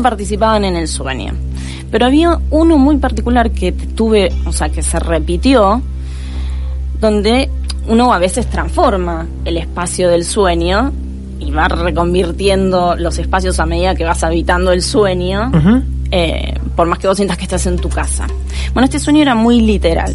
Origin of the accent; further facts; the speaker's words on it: Mar del Plata, Buenos Aires Province, Argentina; Nací en Capital Federal y a los cinco años me vine a vivir a Mar del Plata